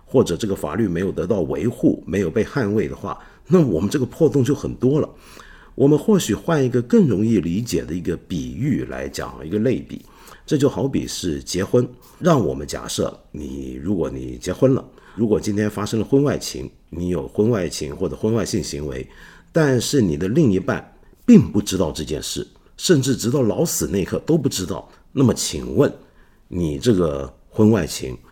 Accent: Hong Kong; 我们香港人

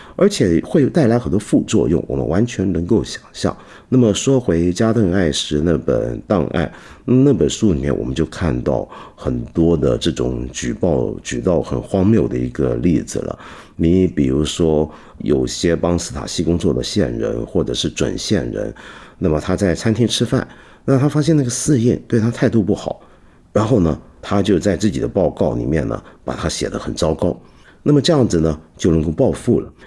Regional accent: China; 我们中国人自古以来最看重的是孝道，尤其在儒家传统里面

